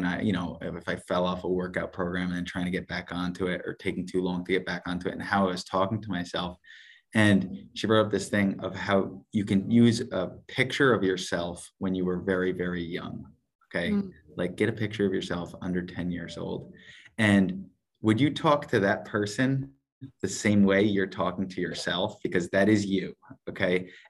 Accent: Parksville, United States; So we were living in Fishka, which is like an hour and 15, hour and 20 minutes from where we grew up in Parksville.

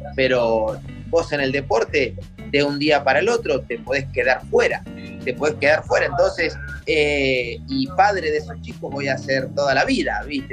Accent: Pehuajó, Buenos Aires Province, Argentina; moved away; yo me crié en Pehuajó con una pelota de fútbol, con la bicicleta todo el día en la calle

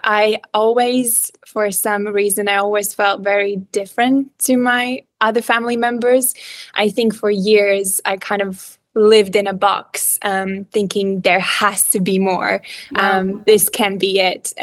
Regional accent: Riga, Latvia; English is a second language; moved away as an adult; also born or lived in Cardiff, Wales; So I'm actually originally from Latvia. You probably noticed that my accent is a little bit weird. So I'm from Latvia

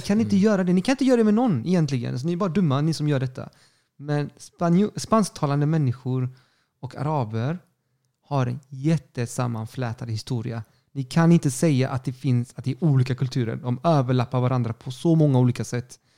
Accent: Sweden; also born or lived in Chile; jag är svensk

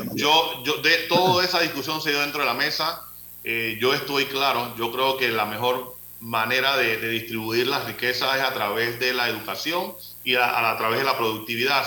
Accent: Panama; como panameños

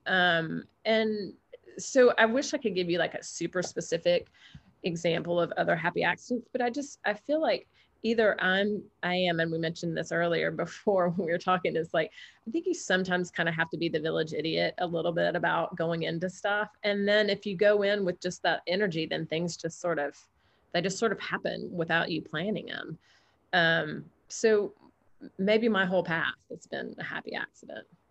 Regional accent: the South, United States; now in Alabama, United States; I'm half Greek and I'm from the South

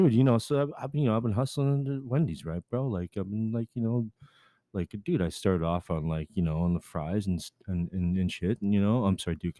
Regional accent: Dallas, Texas, United States; I'm from Dallas, you know, Dallas, right?

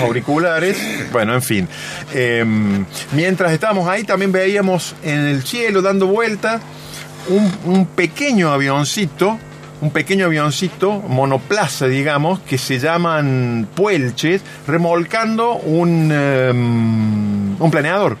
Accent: Argentina; el, barrio es, es, mi barrio natal prácticamente y me ah, queda muy cerca de la casa de mi mamá

